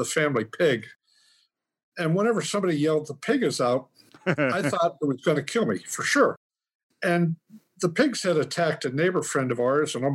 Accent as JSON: {"language": "English", "town": "Punxsutawney", "region": "Pennsylvania", "country": "United States", "tie": "born or raised there", "said": "Pennsylvania Dutch country. We're the only non-Amish farm now. I still have it. Mm-hmm. Outside Punxsutawney, Pennsylvania"}